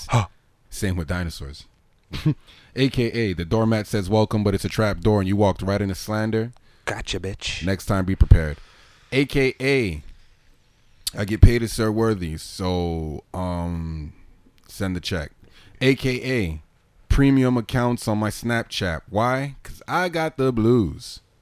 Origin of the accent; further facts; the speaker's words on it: New York, United States; Brooklyn, man. That's where niggas is from